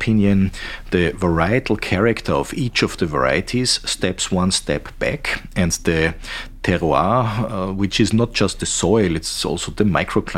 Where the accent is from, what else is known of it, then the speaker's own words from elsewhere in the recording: the other side of the Danube, Vienna, Austria; I'm not from the Nussberg. I'm originally from the other side of the Danube, which was historically always a poor region